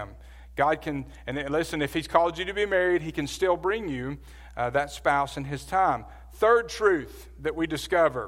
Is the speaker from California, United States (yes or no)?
no; Birmingham, Alabama, United States; I grew up in Birmingham, Alabama.